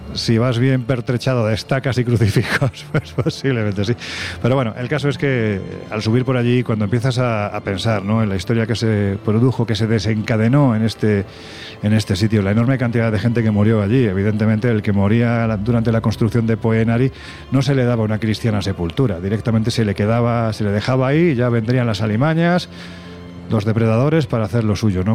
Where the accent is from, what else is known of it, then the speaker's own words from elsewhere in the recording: Jaén, Andalusia, Spain; a mi mi tierra, a Jaén